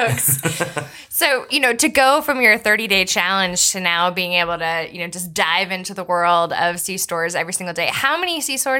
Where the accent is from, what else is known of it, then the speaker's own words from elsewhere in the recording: Bucks County, Pennsylvania, United States; I grew up in Bucks County, Pennsylvania